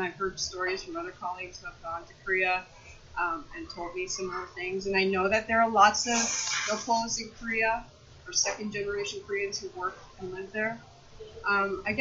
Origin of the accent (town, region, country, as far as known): Canada